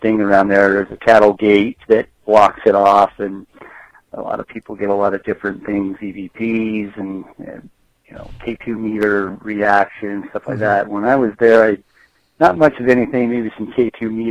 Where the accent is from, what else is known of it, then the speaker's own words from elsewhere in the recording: Salt Lake City, Utah, United States; I'm from Salt Lake